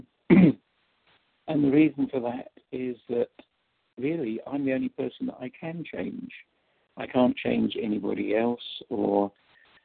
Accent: England, United Kingdom; now in St. Louis, United States; from St. Louis, and I apologize, you can't understand me, but I'm originally from England

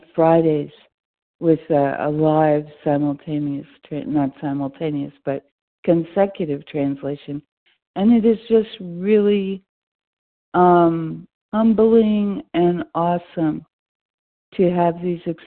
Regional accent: New York City, New York, United States; now in North Carolina, United States; my hometown, New York City. And I grew up on the Lower East Side, not far from the Bowery.

